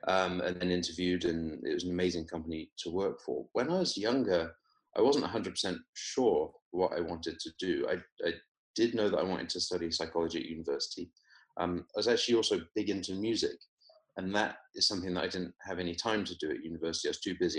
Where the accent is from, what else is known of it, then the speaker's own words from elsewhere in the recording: Weymouth, South West England, United Kingdom; moved away as an adult; also born or lived in Oxford / London / Palo Alto, California; now in Los Angeles, United States; I, I grew up in Weymouth in Dorset